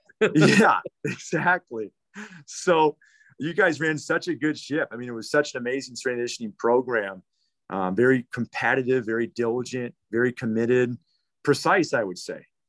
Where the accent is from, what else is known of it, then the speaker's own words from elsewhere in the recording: Waukesha, Wisconsin, United States; I grew up in the Waukesha community